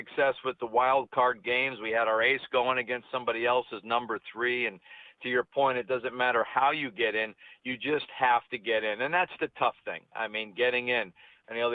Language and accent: English; Connecticut, United States; moved away; I'm originally from Connecticut